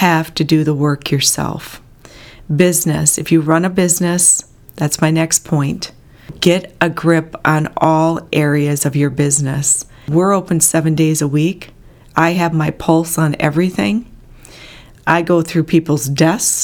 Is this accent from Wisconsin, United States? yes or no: yes; Bloomer, Wisconsin, United States; also born or lived in Antioch, Illinois; when we moved from Antioch, Illinois to Bloomer, Wisconsin